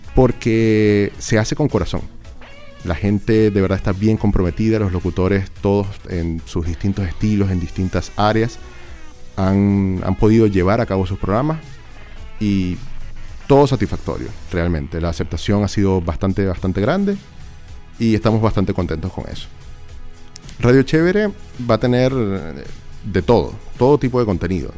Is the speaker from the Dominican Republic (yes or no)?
no; Venezuela; now in Chile